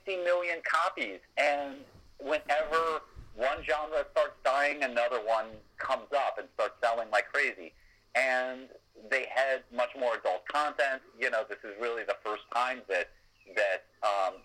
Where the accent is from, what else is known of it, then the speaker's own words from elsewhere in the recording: United States; you and I grew up in America and a Britain